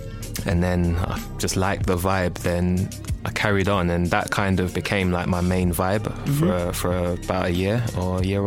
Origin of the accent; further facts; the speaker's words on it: Nigeria; I'm Nigerian